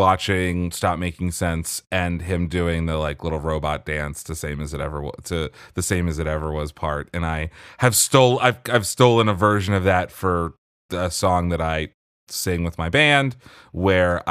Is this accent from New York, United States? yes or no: no; Pennsylvania, United States; I grew up in Pennsylvania and was listening to classic rock radio station WMMR.